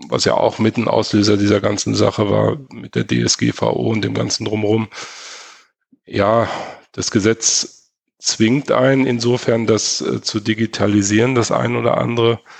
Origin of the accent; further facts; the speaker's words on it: Hamm, North Rhine-Westphalia, Germany; Kommt ja auch fast aus meiner Heimat, kommt ja aus Hamm.